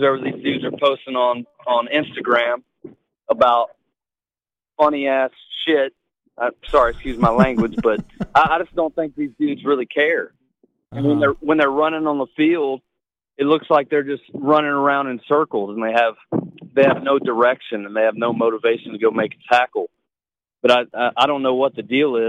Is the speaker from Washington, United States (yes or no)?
no; Louisiana, United States; I'm from Louisiana